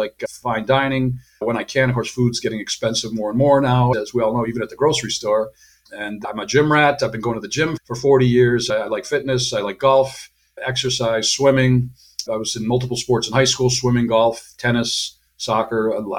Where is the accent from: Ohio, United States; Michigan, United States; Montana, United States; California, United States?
Michigan, United States; Mount Clemens; moved away as an adult; also born or lived in Boston; now in Florida, United States; I was born and raised in Detroit, Michigan, the Detroit area. I was raised kindergarten through 12th grade in a small town called Mount Clemens, suburban Detroit, famous for Thomas Alva Edison and sulfur baths back in the day.